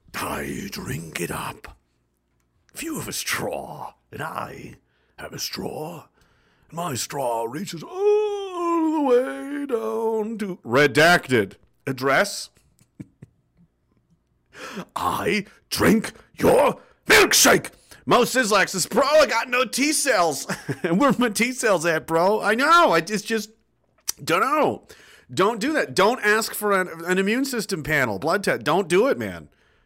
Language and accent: English; Canada; I thought, as my right as a Canadian citizen and a veteran of this country, to say what I wanted to say about that.